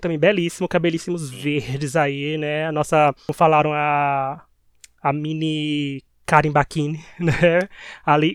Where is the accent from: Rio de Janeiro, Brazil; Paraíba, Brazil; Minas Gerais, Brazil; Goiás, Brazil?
Paraíba, Brazil; accent: Paraibano; Com o nosso sotaque paraibano